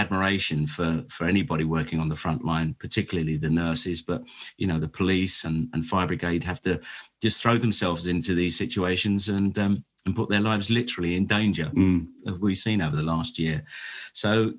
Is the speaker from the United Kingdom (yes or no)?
yes; London, United Kingdom; I was born and raised in Lambeth and right on the River Thames there